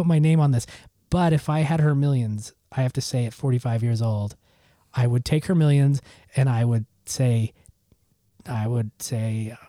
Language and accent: English; Utah, United States; I grew up in Utah